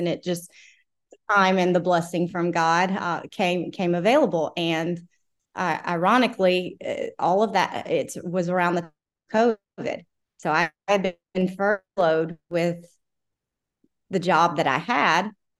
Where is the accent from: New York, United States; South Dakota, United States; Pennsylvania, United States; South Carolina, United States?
South Carolina, United States; also born or lived in Washington, United States; Yes. So, I was born in South Carolina, and then, I've lived in DC before, but been in South Carolina for over 20 years.